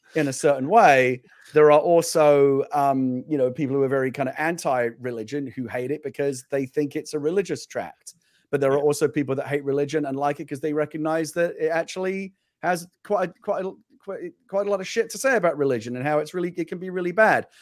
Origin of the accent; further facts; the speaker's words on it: United Kingdom; moved away; I'm a British person who lived in the UK